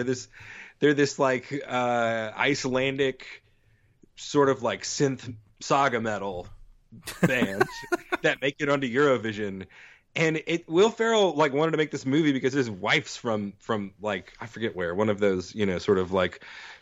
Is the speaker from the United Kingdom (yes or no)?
no; Texas, United States; born or raised there; moved away; also born or lived in Mississippi